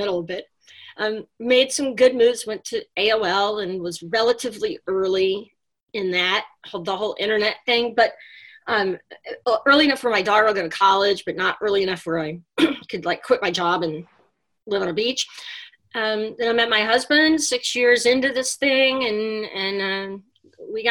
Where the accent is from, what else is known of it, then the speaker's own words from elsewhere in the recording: Texas, United States; moved away as an adult; now in New York City, United States; I grew up in Texas and got a job offer to come to Manhattan in 1990.